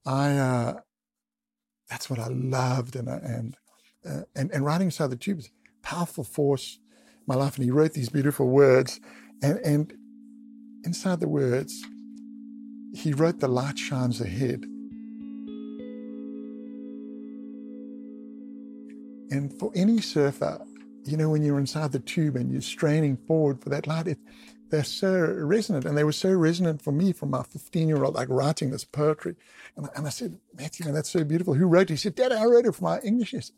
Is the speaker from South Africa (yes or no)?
yes; Durban, KwaZulu-Natal, South Africa; just north of Durban, where I grew up on the East Coast